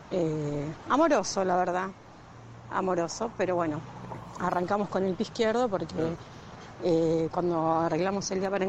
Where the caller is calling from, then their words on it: Temperley, Buenos Aires Province, Argentina; Hola Doc, eh … de Tamperley.